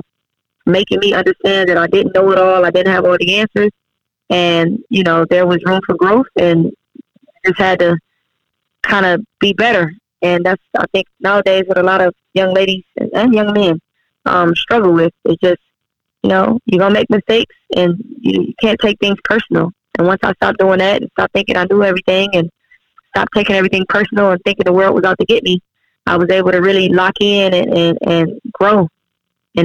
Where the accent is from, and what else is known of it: Cleveland, Ohio, United States; born or raised there; moved away as an adult; also born or lived in Helsinki, Finland / Wiesbaden, Germany